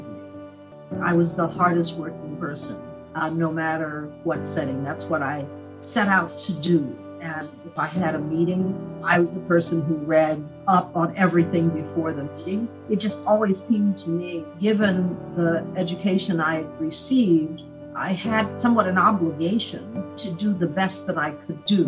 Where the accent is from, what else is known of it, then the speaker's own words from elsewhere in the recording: East Texas, United States; I was born the youngest of 12 children to parents who were sharecroppers in East Texas.